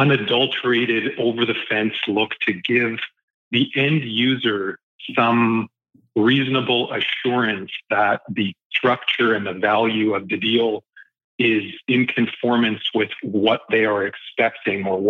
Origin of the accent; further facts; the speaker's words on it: Lower Mainland, British Columbia, Canada; also born or lived in Ottawa / Calgary; I was born in Ottawa. I moved to Calgary as a young kid. And just after the 88 Olympics, my parents moved us to the Lower Mainland, and we've been here ever since